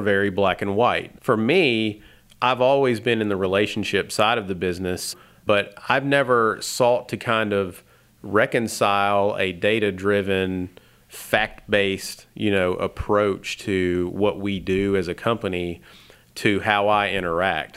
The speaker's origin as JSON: {"language": "English", "region": "Tennessee", "country": "United States", "tie": "born or raised there", "also_born_or_lived": "Alabama", "moved": "as an adult", "said": "growing up in Tennessee and then going to college in Alabama"}